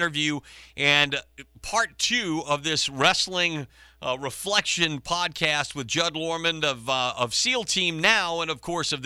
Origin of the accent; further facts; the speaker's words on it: Acadiana, Louisiana, United States; growing up in Acadiana